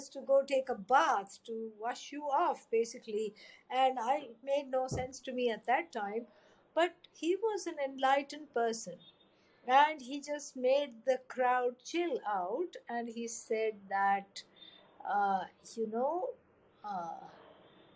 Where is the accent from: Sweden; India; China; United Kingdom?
India; grew up in an Orthodox family, very devout, full of prayers, rituals, chants every day